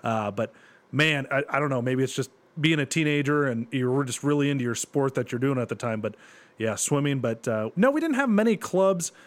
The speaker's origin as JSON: {"language": "English", "town": "Bowling Green", "region": "Ohio", "country": "United States", "tie": "born or raised there", "said": "I grew up in Bowling Green"}